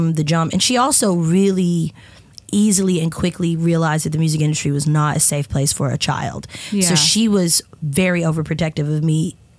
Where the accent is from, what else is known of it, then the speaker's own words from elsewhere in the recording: Columbia, Tennessee, United States; I grew up in Columbia